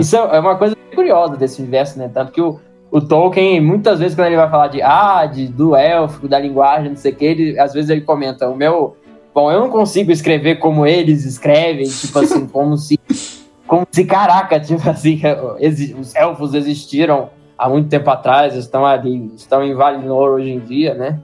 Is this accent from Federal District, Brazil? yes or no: yes; Brasília, Federal District, Brazil; sou brasiliense